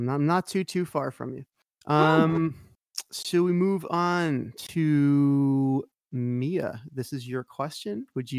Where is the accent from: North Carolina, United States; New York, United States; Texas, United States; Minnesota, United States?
New York, United States; Sorry, I'm from New York.